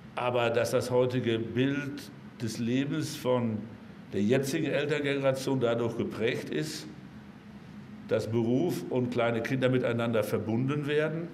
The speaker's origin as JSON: {"language": "German", "region": "North Rhine-Westphalia", "country": "Germany", "also_born_or_lived": "Münsterland", "said": "bei uns in Nordrhein-Westfalen"}